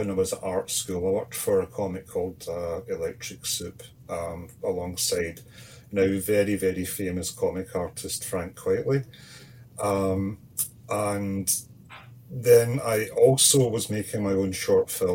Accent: Scotland, United Kingdom; moved away as an adult; also born or lived in Canada; my hometown, just a bit 2 minutes down the street from me

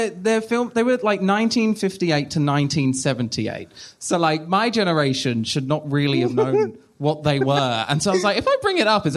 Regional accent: United Kingdom; I'm also British

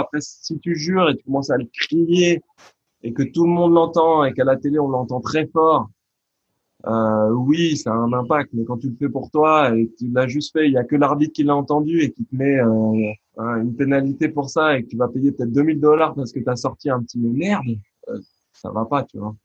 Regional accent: France; un garçon comme moi, bah, né en France, euh, français, de culture française, 100% presque

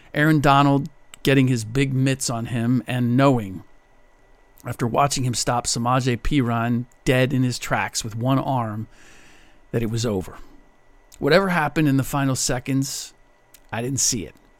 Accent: Cincinnati, Ohio, United States; now in Bay Area, United States; the Bengals this season, my hometown team

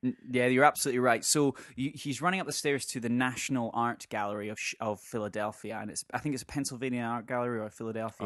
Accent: Scotland, United Kingdom; we're Scottish

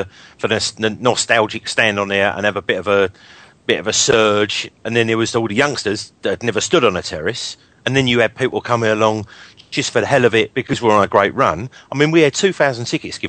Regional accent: London, United Kingdom; I'm a Londoner

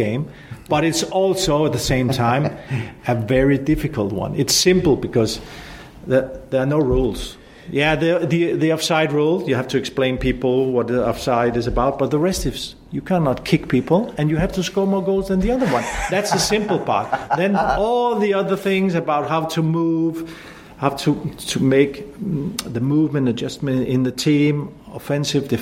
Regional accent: Denmark; I come from Northern Europe

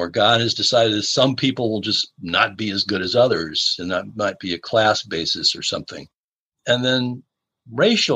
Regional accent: Chicago, Illinois, United States; moved away; I'm originally from the Chicago area

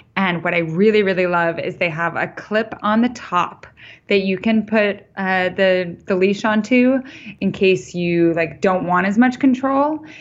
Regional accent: Idaho, United States; also born or lived in New York; now in Montana, United States; I grew up in Idaho

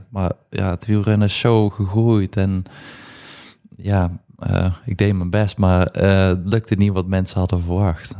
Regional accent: Poppel, Flanders, Belgium; moved away as an adult; also born or lived in Moergestel; ik ben opgegroeid in Poppel, heel mijn leven gewoond

